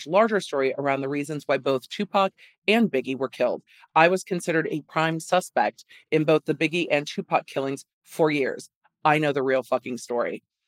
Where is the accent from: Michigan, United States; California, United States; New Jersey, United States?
California, United States; Los Angeles; I grew up in Los Angeles